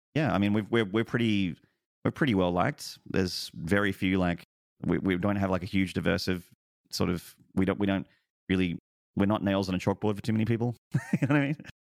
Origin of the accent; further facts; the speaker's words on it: Australia; I'm also very far away as an Australian.